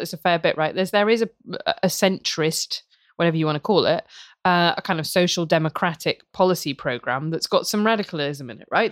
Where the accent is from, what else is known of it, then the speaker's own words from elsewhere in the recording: Worcester, West Midlands, United Kingdom; where I grew up in Worcester